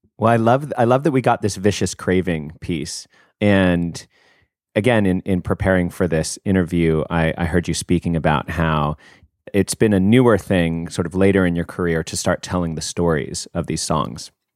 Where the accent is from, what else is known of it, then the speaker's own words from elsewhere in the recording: United States; me as an American